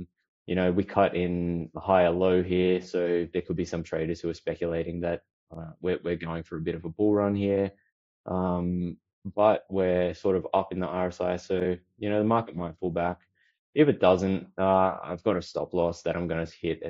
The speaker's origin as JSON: {"language": "English", "country": "Australia", "said": "I'm Aussie"}